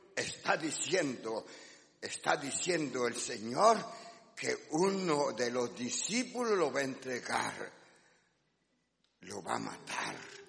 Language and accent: Spanish; Guatemala; los que somos de Guatemala